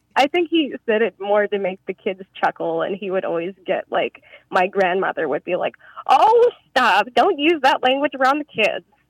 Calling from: Portland, Oregon, United States; I'm calling from Portland, Oregon

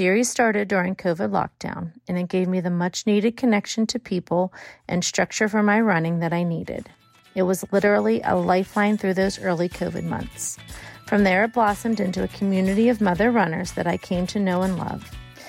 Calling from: Pittsburgh, Pennsylvania, United States; I'm calling from Pittsburgh, Pennsylvania.

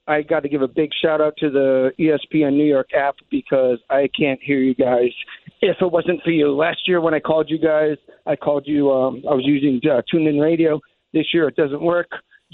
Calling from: Naga, Bicol Region, Philippines; I am calling from a place called Magaru, which is a suburb of Naga City, Catarmarini

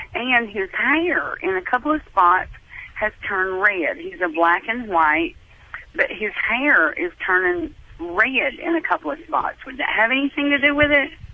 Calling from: Tennessee, United States; I'm calling from Tennessee

